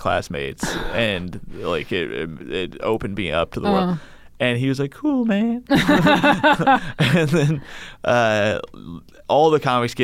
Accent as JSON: {"language": "English", "town": "Bloomington", "region": "Indiana", "country": "United States", "tie": "born or raised there", "said": "I grew up in Bloomington, Indiana"}